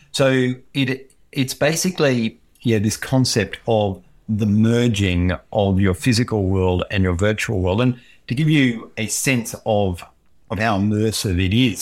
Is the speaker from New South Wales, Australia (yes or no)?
no; Queensland, Australia; moved away; I come from Queensland.